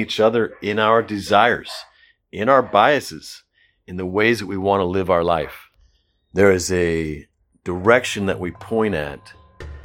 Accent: United States; in American culture where we have these high ideals about who we should be

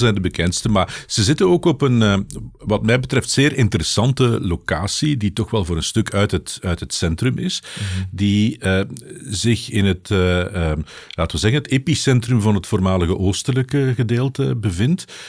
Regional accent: Belgium

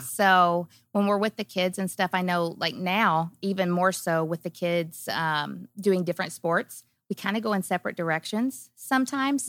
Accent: Kentucky, United States; I grew up small town in Kentucky and on a farm

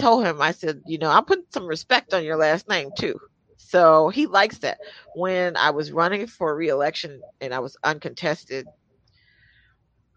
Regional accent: the South, United States; I'm from the South.

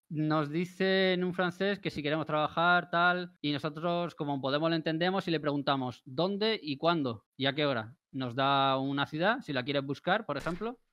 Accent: Spain; somos los españoles

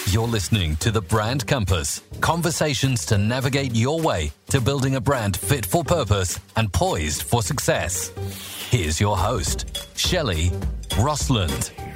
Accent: Johannesburg, Gauteng, South Africa; moved away as an adult; now in United Kingdom; I was born and raised in Johannesburg in South Africa

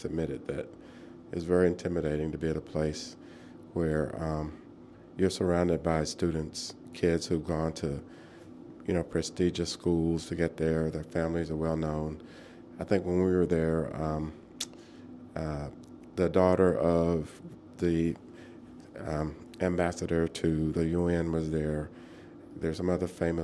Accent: Arkansas, United States; moved away as an adult; also born or lived in Boston / Oxford; In the Deep South in Arkansas

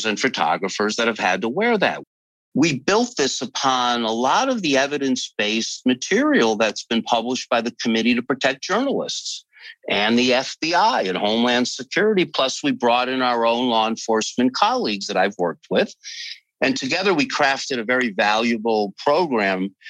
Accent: Northeast, United States; also born or lived in Chicago / California; I'm from the Northeast

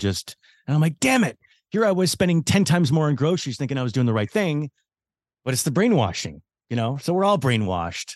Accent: Vancouver, British Columbia, Canada; Vancouver, which is my hometown

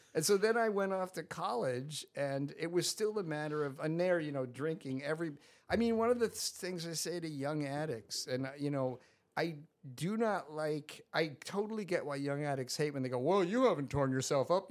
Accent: Scarsdale, New York, United States; I grew up in Scarsdale, New York

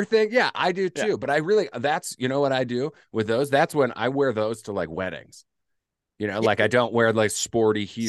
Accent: Midwest, United States; I'm from the Midwest

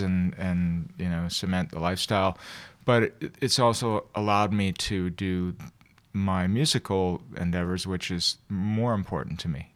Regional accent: Toronto, Ontario, Canada; born and raised here. I never left here

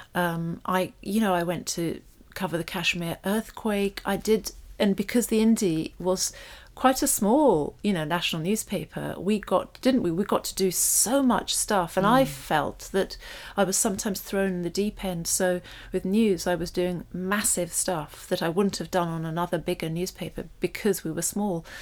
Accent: London, United Kingdom; we grew up on a council estate, but it was a really smart one in North London, and we grew up in Primrose Hill

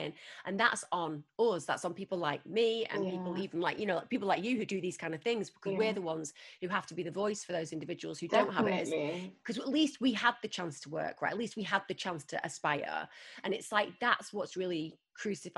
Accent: Manchester, North West England, United Kingdom; moved away; I was a girl from Manchester. I didn't even go to London until I started working in the media

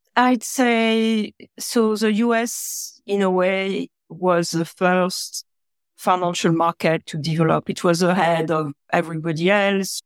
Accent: France; now in California, United States; I was born in France.

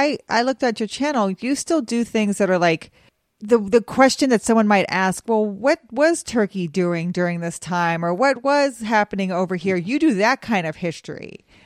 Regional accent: Cheyenne, Wyoming, United States; I grew up in Cheyenne, Wyoming.

